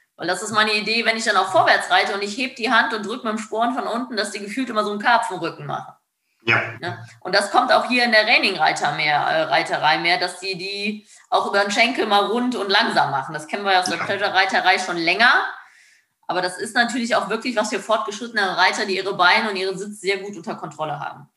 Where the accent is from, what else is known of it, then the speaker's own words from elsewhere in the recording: Germany; bei uns in Deutschland, Europa